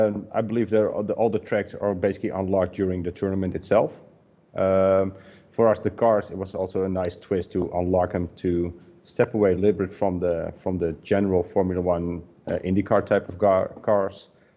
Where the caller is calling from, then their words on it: Netherlands; English is a second language; I'm calling from Holland. One of our offices is located in Assen. It's the top of Holland.